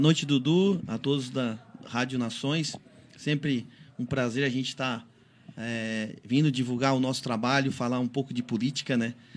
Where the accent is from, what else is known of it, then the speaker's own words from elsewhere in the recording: Urussanga, Santa Catarina, Brazil; eu sou natural de Uruçanga